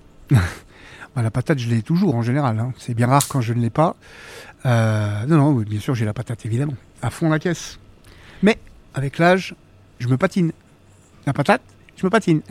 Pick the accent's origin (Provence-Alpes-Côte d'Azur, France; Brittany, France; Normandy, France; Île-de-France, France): Île-de-France, France; Villemomble; also born or lived in Choisy-le-Roi / Vitry-sur-Seine; j'ai vraiment grandi jusqu'à la fin de mon adolescence à Villemomble, dans le 93